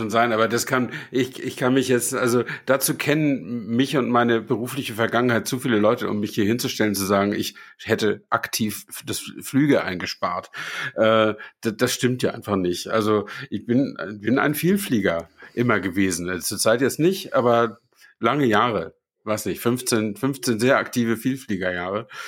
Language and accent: German; Flensburg, Schleswig-Holstein, Germany; fahre ich äh, nach Flensburg, äh, da wo ich herkomme.